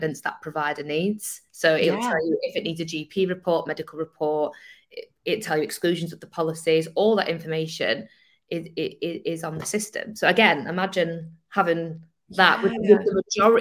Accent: Manchester, North West England, United Kingdom; I'm Manchester

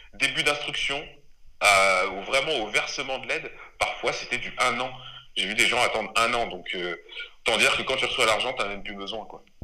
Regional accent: Normandy, France; also born or lived in Les Mureaux, Yvelines / Rouen; je suis originaire de, de Normandie parce que je suis arrivé très tôt en Normandie. J'étais avant dans les Yvelines au Muro. J'ai eu une enfance là-bas.

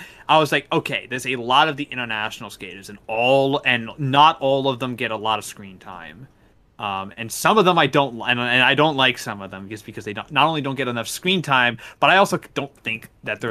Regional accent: Canada; we're all Canadian here.

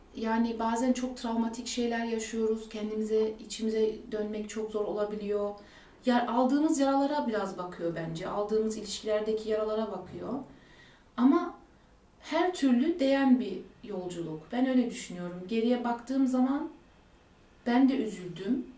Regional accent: Germany; Almanya'da doğdum, büyüdüm

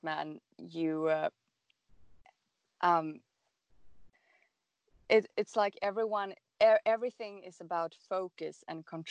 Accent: Stockholm, Stockholm County, Sweden; I'm from Stockholm, Sweden

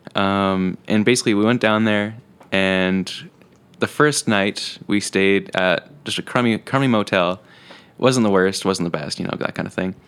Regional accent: Penticton, British Columbia, Canada; moved away as an adult; now in Kelowna, Canada; originally I was born in Penticton, born and raised.

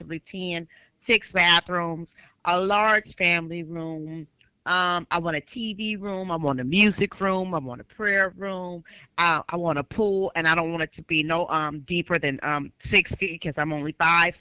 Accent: Richmond, California, United States; now in Sacramento, United States; I am born and raised in Richmond, California

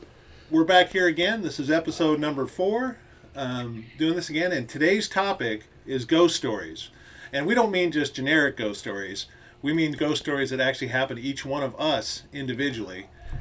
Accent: Cottonwood, Arizona, United States; the four of us, we grew up in Cottonwood, mm-hmm. Arizona.

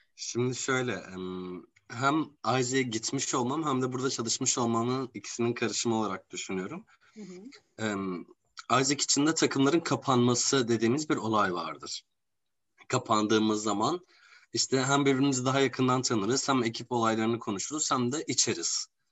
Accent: Gaziantep, Turkey; ben Gaziantep'liyim aslan ve dünyanın gastronomi şehri bizim şehrimiz

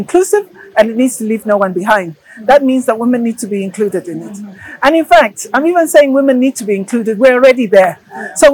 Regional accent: Zambia; English is a second language; I know that I come from, for instance, I came from Zambia to here.

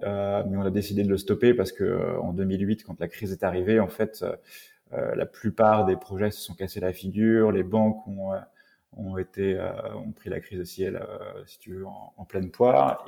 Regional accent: Rennes, Brittany, France; je suis originaire de Rennes

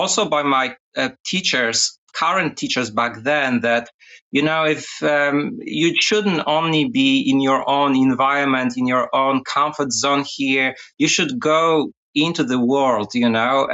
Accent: Poznań, Greater Poland, Poland; also born or lived in United States / England; now in Australia; She was actually a professor at the Academy of Music in Poznań, in my hometown

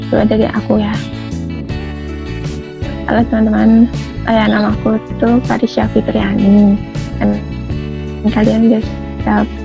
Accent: Pemalang, Central Java, Indonesia; asalku dari Pemalang

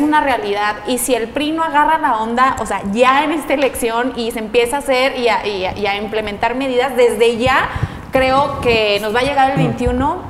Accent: Mexico; nos compete a todos como mexicanos

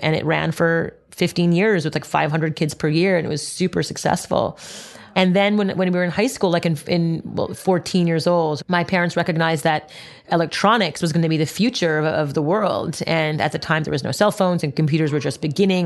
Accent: Montreal, Quebec, Canada; I grew up in Montreal, Canada

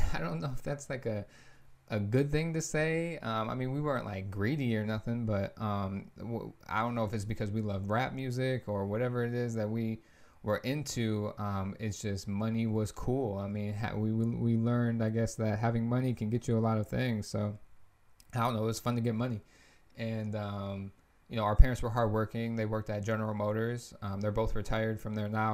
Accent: Lansing, Michigan, United States; moved away as an adult; now in Florida, United States; I'm from Lansing, obviously, too. We're both born and raised there.

